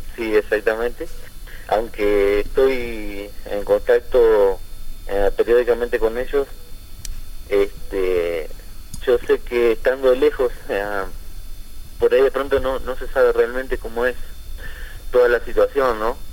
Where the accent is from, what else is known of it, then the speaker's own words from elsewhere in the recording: Concordia, Entre Ríos, Argentina; moved away as an adult; now in New York, United States; como todo argentino